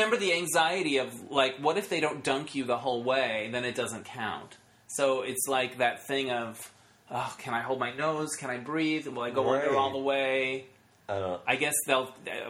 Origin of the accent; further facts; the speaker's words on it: Northern Arizona, United States; moved away; I grew up in Northern Arizona